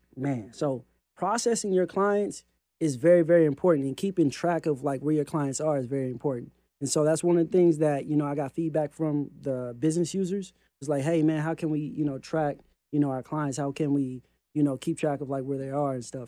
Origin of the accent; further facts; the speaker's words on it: California, United States; I'm from California